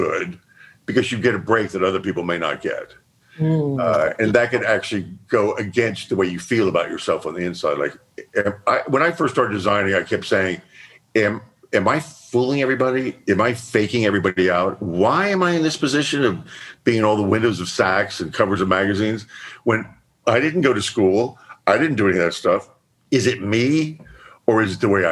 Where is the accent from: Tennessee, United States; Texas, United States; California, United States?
Texas, United States; I was from Texas.